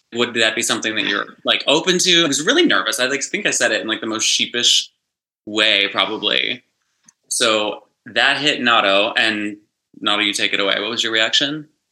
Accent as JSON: {"language": "English", "region": "West Virginia", "country": "United States", "tie": "born or raised there", "moved": "as an adult", "lives_now": "Los Angeles, United States", "said": "I grew up in West Virginia in like the tiniest, tiny little small town. I've been in LA for about 10 years"}